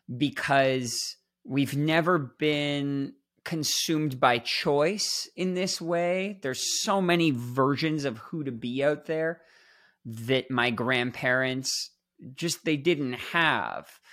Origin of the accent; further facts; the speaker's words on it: Toronto, Ontario, Canada; I'm this kid growing up in Toronto, Canada